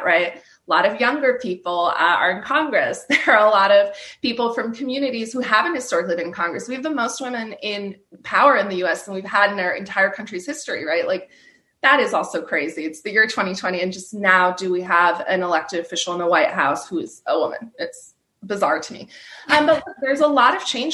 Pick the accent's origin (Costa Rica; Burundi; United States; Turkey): Turkey; I'm from Turkey